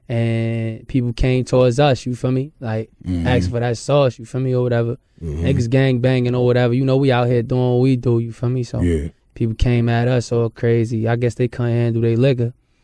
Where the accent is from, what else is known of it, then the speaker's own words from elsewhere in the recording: Jersey City, New Jersey, United States; It wasn't easy, but to us it seemed regular, but when you look back at it and let other people look who's not there, they say it's the worst thing ever, you feel me?